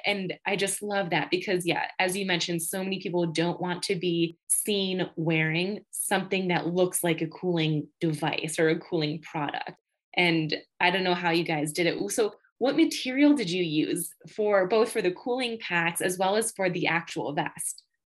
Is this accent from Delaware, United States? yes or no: no; Batavia, New York, United States; I grew up in Batavia, New York, which is anywhere from 35 to 45 minutes from Rochester